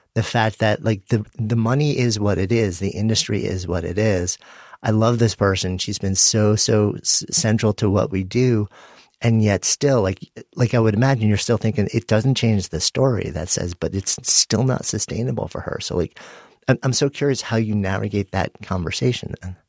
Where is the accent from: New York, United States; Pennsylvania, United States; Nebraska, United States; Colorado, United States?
New York, United States; New York City; being a New Yorker and being in New York City during that time